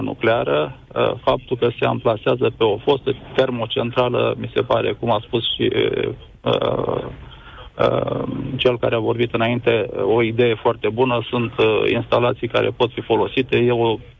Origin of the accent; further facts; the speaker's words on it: Cernavodă, Constanța County, Romania; sunt din Cernavodă, trăiesc cu familia aici